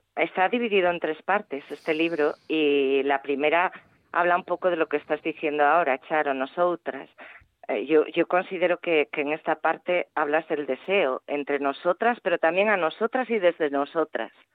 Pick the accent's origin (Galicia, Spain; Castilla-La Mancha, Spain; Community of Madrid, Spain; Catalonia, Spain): Galicia, Spain; mi tierra